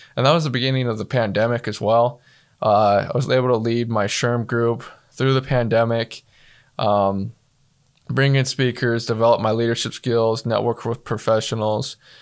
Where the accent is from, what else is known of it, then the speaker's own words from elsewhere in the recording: Star, Idaho, United States; I'm from Starr, Idaho. Uh, for those of you that, that don't know, that's a little town in southern Idaho